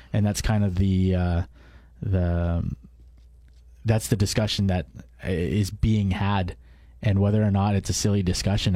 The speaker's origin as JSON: {"language": "English", "country": "Canada", "tie": "born or raised there", "said": "born and raised i, i, in Canada, so I'm a second generation immigrant."}